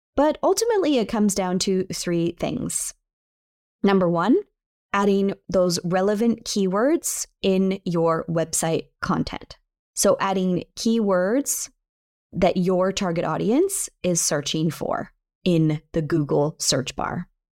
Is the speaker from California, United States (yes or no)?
yes; near San Francisco, California, United States; San Francisco, California, close to my hometown